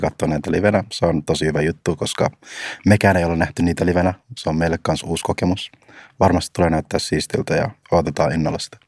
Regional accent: Finland; me ollaan kasvettu täällä Suomessa

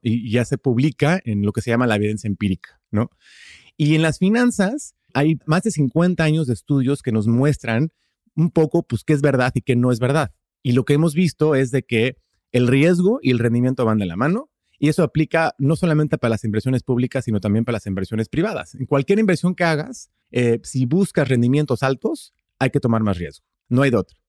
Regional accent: Houston, Texas, United States; Spanish is a second language; also born or lived in Austin, Texas / Madrid, Spain; Yo soy de Estados Unidos, nací aquí en, Houston, vivo en Houston, Texas

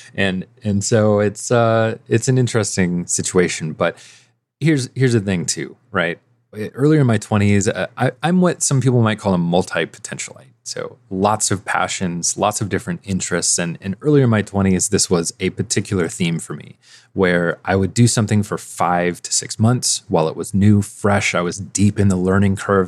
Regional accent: Midwest, United States; I'm from the Midwest

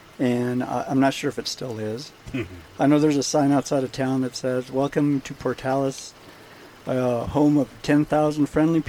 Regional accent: Barquisimeto, Lara, Venezuela; moved away; my hometown, Barquisimeto. Barquisimeto is the capital city of the state of Lara in Venezuela. It's got approximately about 800,000 inhabitants. I'm sorry, actually close to 900,000 inhabitants. It's known as the musical capital of Venezuela

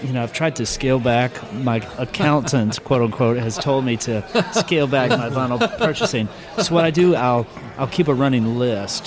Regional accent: Knoxville, Tennessee, United States; They're drummers from my hometown

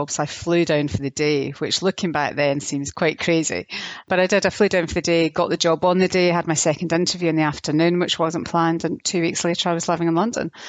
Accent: Germany; born there; I was born in Germany.

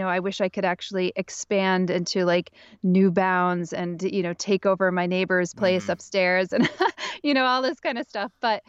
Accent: Pennsylvania, United States; now in Brooklyn, United States; I grew up in Northeastern Pennsylvania

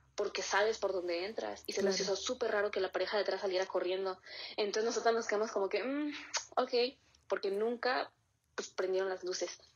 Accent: Querétaro, Mexico; soy de Querétaro

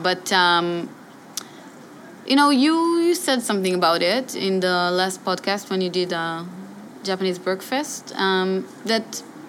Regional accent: Israel; born or raised there; also born or lived in Re'ut / Tel Aviv

